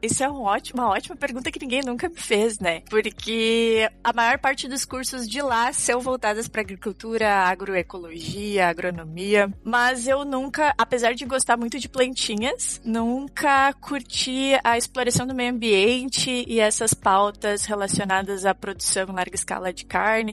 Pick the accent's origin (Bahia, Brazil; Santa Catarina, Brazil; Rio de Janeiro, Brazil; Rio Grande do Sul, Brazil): Rio Grande do Sul, Brazil; Cachoeira do Sul; Eu sou do interior do Rio Grande do Sul, lá bem do interior mesmo, Cachoeira do Sul